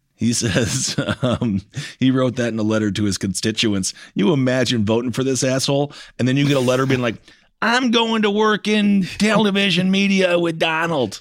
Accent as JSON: {"language": "English", "region": "Wisconsin", "country": "United States", "said": "I'm from Wisconsin. I remember I took hunter safety"}